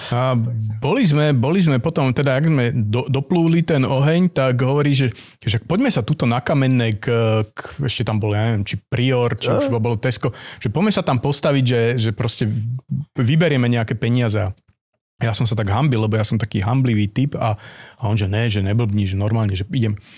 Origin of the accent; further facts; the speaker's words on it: Dunajská Lužná, Bratislava Region, Slovakia; also born or lived in Trnava area; som túto kúsok od Bratislavy, že Dunajská Lúžna